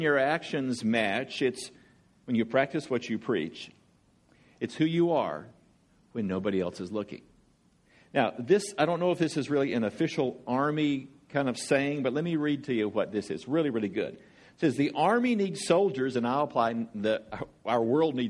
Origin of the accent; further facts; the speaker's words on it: Georgia, United States; I'm from Georgia.